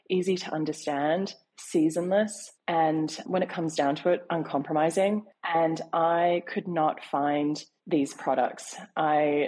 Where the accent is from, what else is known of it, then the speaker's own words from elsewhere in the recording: Sydney, New South Wales, Australia; now in New York, United States; I was born in Sydney, relocated to New York.